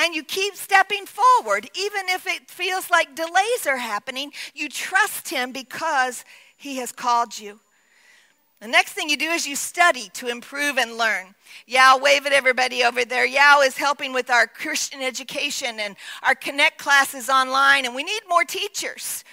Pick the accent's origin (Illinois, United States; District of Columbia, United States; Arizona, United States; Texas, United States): Texas, United States; as a little like 10, 12-year-old girl in Texas